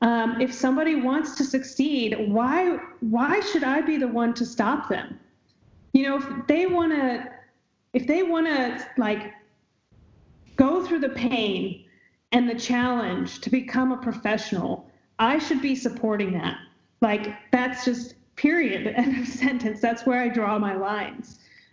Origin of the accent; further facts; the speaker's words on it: Illinois, United States; moved away; when I grew up in Illinois.